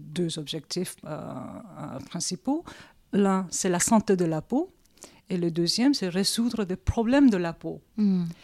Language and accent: French; South Korea; je réponds, je suis coréenne.